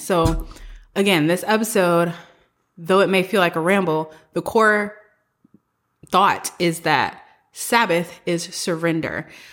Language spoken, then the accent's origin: English; the South, United States; moved away as an adult; also born or lived in San Francisco / East Coast; I am from the South. I'm, like, a country rural person at heart, and I love having grown up in the South.